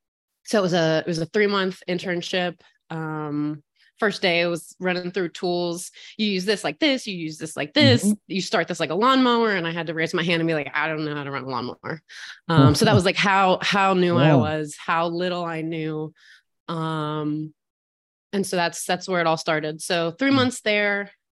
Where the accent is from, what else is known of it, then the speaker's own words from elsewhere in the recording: West Virginia, United States; So I grew up in West Virginia, so dead center of the state in Appalachia.